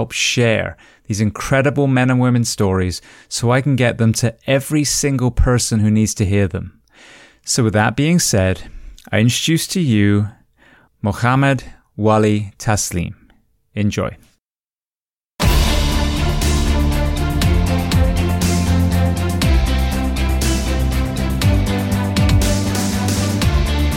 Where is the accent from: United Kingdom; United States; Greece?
United Kingdom; England; I'm originally from England